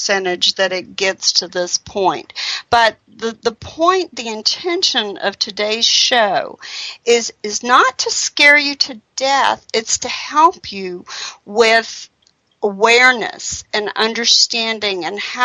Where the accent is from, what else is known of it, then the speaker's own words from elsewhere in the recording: North Carolina, United States; I'm from North Carolina